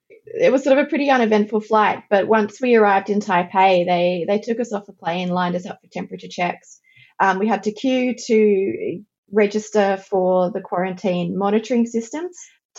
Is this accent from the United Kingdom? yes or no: no; Australia; So firstly, because I'm an Australian citizen, I needed the Australian government's permission to leave the country.